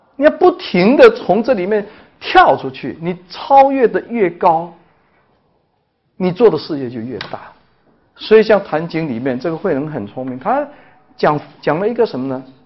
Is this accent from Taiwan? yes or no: no; China; 我们中国人经常会危言耸听